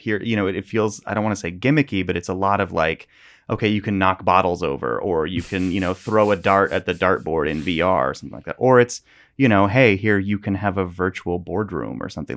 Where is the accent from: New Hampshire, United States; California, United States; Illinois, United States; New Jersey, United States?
California, United States; Northern; I grew up in Northern California, which burns every year.